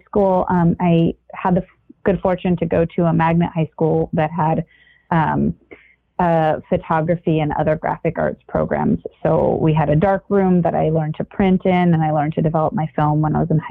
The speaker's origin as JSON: {"language": "English", "town": "San Diego", "region": "California", "country": "United States", "tie": "born or raised there", "also_born_or_lived": "Connecticut", "moved": "as an adult", "said": "I was born and raised in San Diego"}